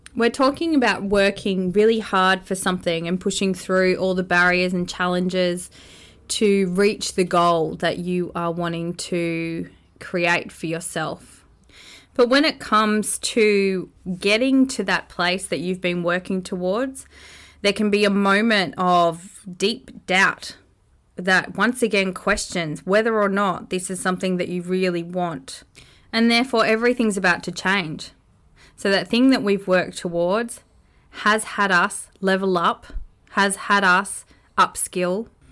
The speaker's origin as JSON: {"language": "English", "country": "Australia", "tie": "born or raised there"}